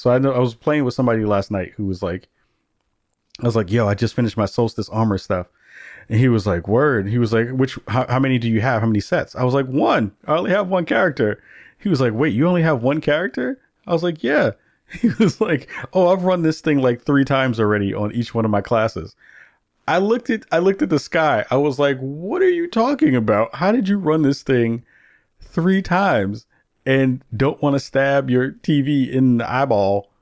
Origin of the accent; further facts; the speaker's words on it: New York City, New York, United States; growing up in the Bronx in the eighties